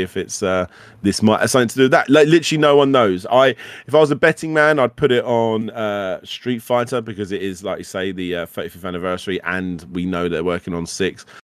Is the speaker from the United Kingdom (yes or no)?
yes; United Kingdom; we were British